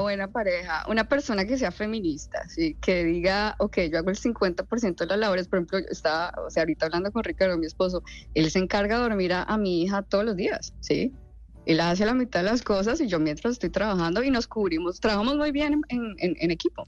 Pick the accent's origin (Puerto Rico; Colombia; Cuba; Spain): Colombia; Neiva, Huila; moved away; also born or lived in Bogotá; yo soy de Neiva, soy hija de dos médicos